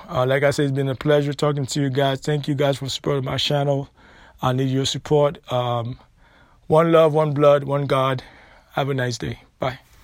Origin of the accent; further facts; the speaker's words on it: United States; We're not from Africa. We're not African. We are American